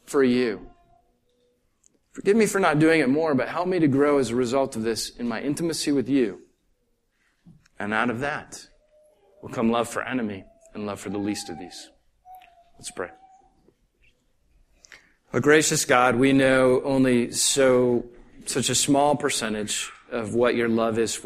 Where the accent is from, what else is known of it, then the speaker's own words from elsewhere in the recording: Northeast, United States; I grew up in the Northeast.